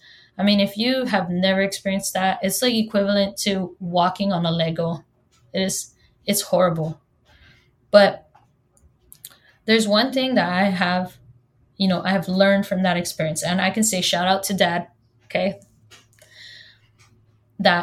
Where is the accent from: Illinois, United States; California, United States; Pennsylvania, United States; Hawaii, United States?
Hawaii, United States; first language Hawaiian; English is a second language; I'm from Hawaii, and yes, I was born and raised here